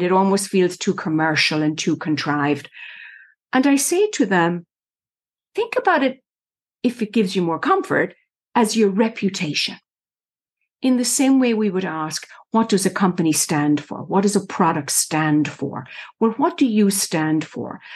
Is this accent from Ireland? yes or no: yes; Ireland; moved away as an adult; now in United States; I was born and raised in Ireland, went to college there. The eldest of six children grew up in the middle of the country on a farm, dairy farm.